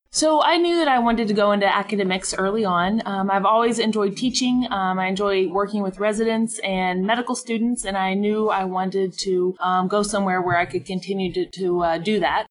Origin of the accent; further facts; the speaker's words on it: Arkansas, United States; now in Oklahoma, United States; I'm originally from Arkansas